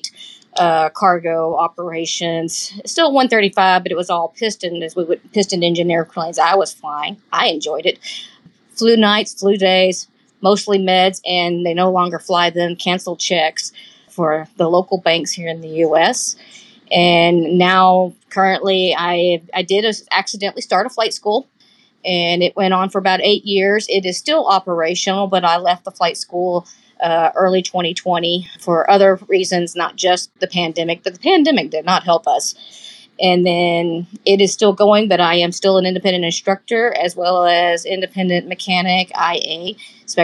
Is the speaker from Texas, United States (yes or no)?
yes; Texas, United States; I am born and raised in Texas, and that's where I'm currently back in Texas in the DFW area